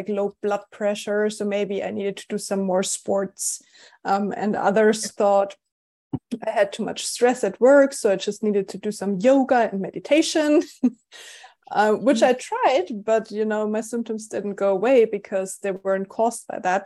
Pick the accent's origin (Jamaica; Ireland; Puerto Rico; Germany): Germany; accent: German; English is a second language; moved away; I lived in Germany. I'm German. which you probably noticed based on my accent.